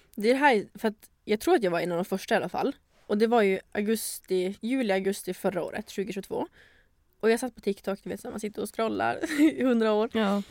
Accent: Luleå, Norrbotten County, Sweden; moved away as an adult; now in Stockholm, Sweden; Jag är 24 år, född och uppvuxen i Luleå

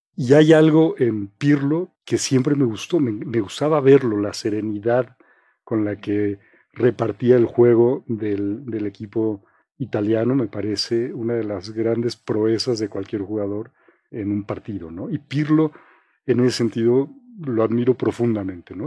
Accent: Mexico City, Mexico; yo crecí en Coyoacán

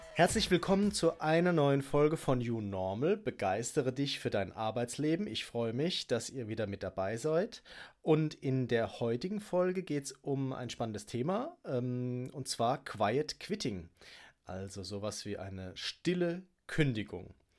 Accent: Germany; bei uns in Deutschland

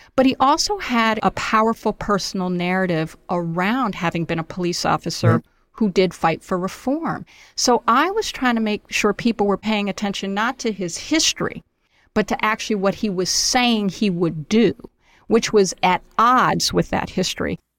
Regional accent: New York City, New York, United States; also born or lived in Syracuse, New York; I was born in Syracuse, New York, and then we lived on the Lower East Side in a Mitchell Lama apartment

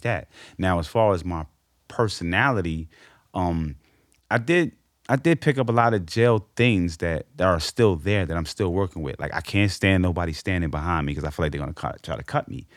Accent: New York City, New York, United States; I grew up on Amsterdam on a one-oh-one line

